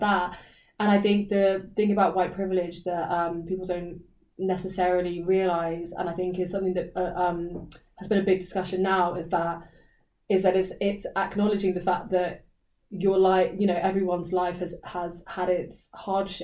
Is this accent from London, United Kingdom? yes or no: no; Reading, South East England, United Kingdom; I'm the UK, England, Reading.